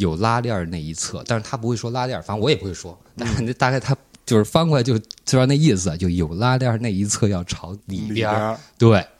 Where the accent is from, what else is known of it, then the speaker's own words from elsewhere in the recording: China; 我是从中国来的。